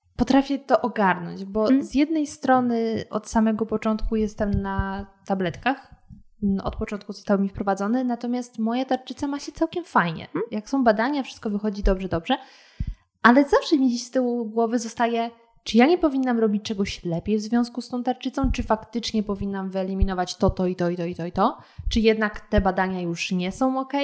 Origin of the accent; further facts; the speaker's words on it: Lower Silesian Voivodeship, Poland; now in Warsaw, Poland; oryginalnie pochodzę z Dolnego Śląska